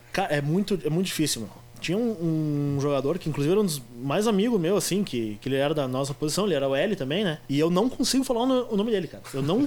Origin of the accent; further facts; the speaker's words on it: Brazil; sou brasileiro